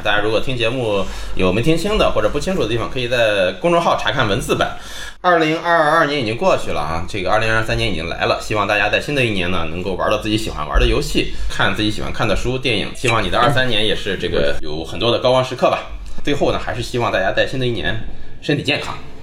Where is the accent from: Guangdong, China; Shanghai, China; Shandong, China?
Shandong, China; Linyi; 绝是我们林一登的一个方言